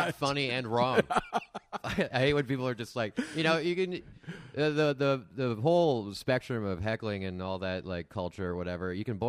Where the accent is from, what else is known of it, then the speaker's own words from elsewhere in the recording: Arnprior, Ontario, Canada; now in Toronto, Canada; I'm from like small town Ontario. I'm from outside Ottawa. I'm from Arn Prior.